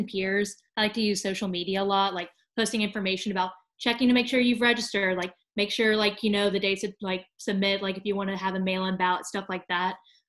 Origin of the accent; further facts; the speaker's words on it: Memphis, Tennessee, United States; I am a junior at Rhodes College. I'm a political science major, and I'm from Memphis.